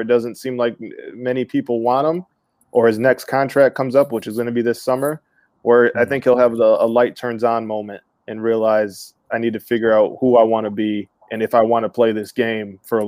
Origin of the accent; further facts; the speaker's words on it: Flint, Michigan, United States; moved away as an adult; also born or lived in Lansing, Michigan; now in Detroit, United States; So I'm originally from Flint, Michigan, Flint Town. Shout out to my Flintstones. And I went to Michigan State.